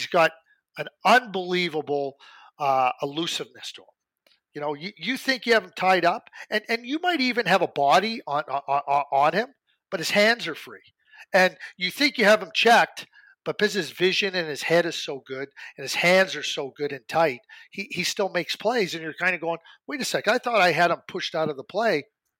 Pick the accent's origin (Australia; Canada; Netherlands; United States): Canada; Calgary, Alberta; growing up in Calgary, you know, I watched Braden from 14 years of age.